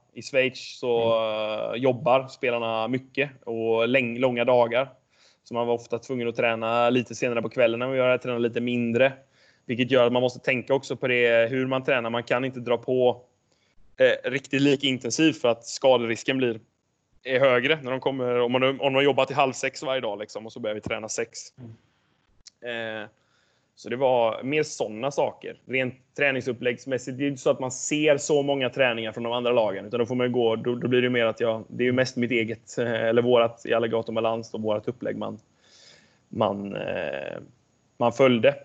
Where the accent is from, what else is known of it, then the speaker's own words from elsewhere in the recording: Jonsered, Västra Götaland, Sweden; moved away as an adult; also born or lived in Varberg; Jag är uppvuxen i eh, en by utanför Göteborg som heter Jonsered